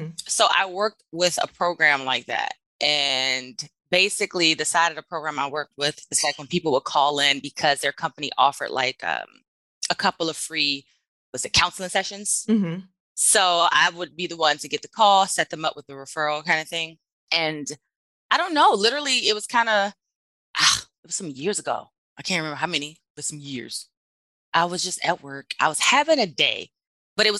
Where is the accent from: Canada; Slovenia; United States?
United States; Washington, District of Columbia; now in Texas, United States; I am originally from Washington, D.C. I live in Texas